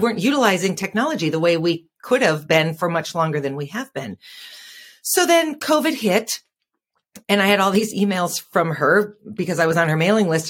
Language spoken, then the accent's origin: English; Fargo, North Dakota, United States; I'm from Fargo, North Dakota